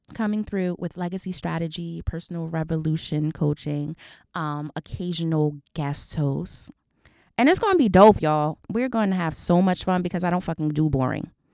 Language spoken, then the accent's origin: English; New Jersey, United States; I'm a girl from Jersey.